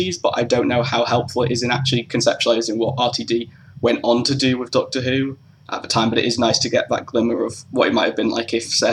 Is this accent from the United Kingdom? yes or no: yes; England, United Kingdom; growing up in England